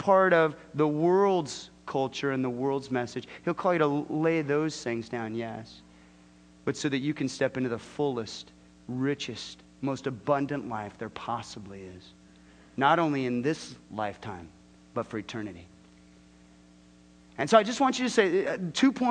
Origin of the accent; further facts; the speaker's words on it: Southern California, United States; moved away; I'm from Southern California.